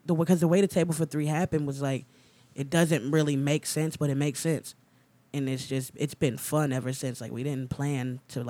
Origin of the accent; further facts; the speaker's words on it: New Jersey, United States; moved away as an adult; also born or lived in Orlando; I'm from New Jersey.